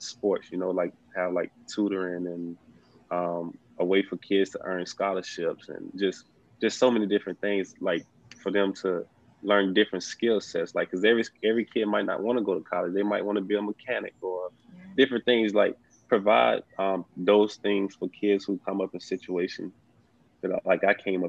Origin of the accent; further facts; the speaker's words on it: South Mississippi, United States; I'm from South Mississippi